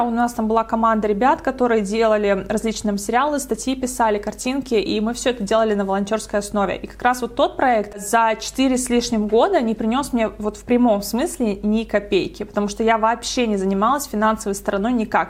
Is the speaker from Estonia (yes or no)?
yes; Estonia; moved away; Я сама из Эстонии